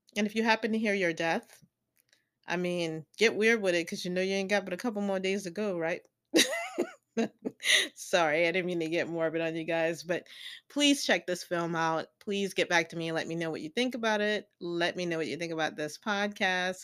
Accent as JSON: {"language": "English", "region": "the South", "country": "United States", "tie": "born or raised there", "said": "I grew up in the South"}